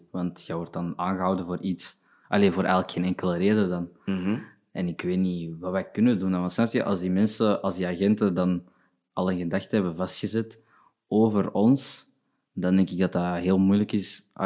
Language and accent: Dutch; Burundi; Ja, Belg. Mijn opa was een Belg.